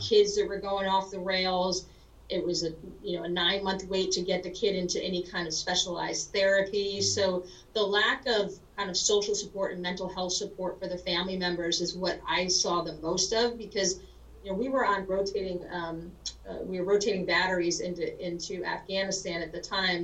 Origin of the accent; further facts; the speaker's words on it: New Rochelle, New York, United States; moved away as an adult; also born or lived in Berkeley, California / Lawton, Oklahoma; I grew up in New Rochelle, New York